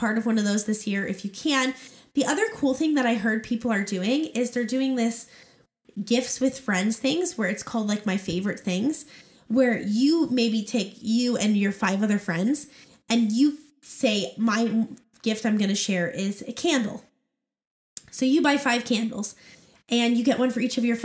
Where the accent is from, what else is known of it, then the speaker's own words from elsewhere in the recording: Oregon, United States; now in Arizona, United States; both Jordan and I grew up in Oregon